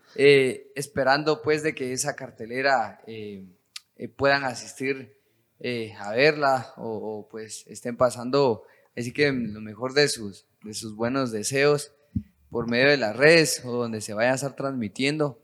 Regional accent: Quetzaltenango, Guatemala; moved away as an adult; now in Guatemala City, Guatemala; soy del departamento de Quetzaltenango, orgullosamente súper chivo

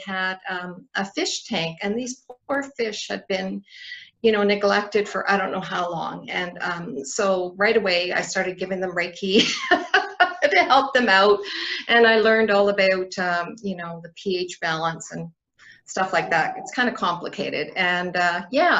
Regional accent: Northwest Territories, Canada; now in Red Deer, Canada; I'm from the Northwest Territories originally. So yeah, so I've been in Alberta 2005. I moved here.

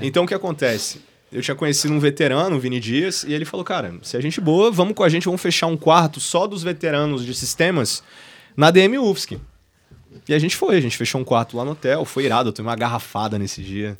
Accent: Florianópolis, Santa Catarina, Brazil; Sou nascido e criado em Floripa

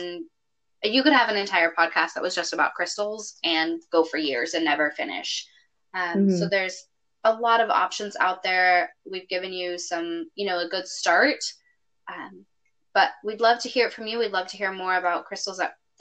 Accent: California, United States; I'm a Californian

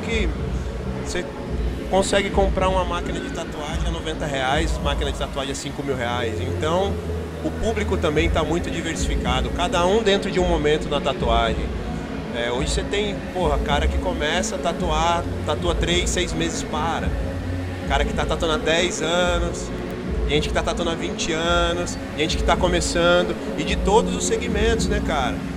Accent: Pindamonhangaba, São Paulo, Brazil; Sou de Pindamonhangaba, uma cidade do interior aqui de São Paulo

